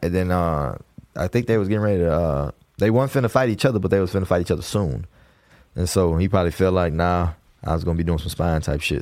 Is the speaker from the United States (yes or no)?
yes; Houston, Texas, United States; I'm from Houston